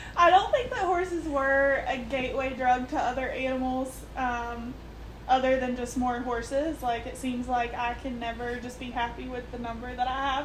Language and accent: English; Richwood, United States; I grew up in Richwood in the middle of town.